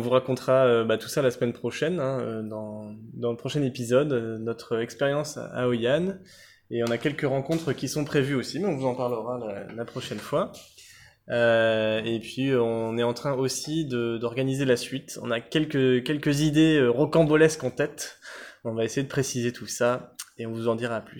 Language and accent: French; France; en tant que Français